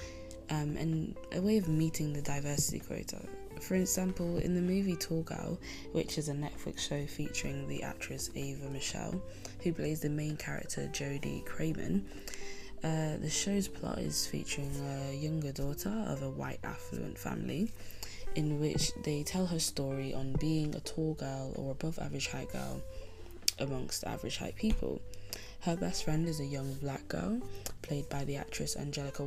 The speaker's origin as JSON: {"language": "English", "country": "Spain", "tie": "born or raised there", "said": "I grew up in Spain in a coastal town, quite rural"}